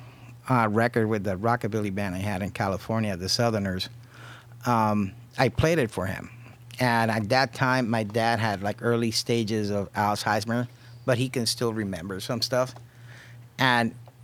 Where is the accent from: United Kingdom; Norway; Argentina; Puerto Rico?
Puerto Rico; also born or lived in Los Angeles; now in Cleveland, United States; I was born and raised in Puerto Rico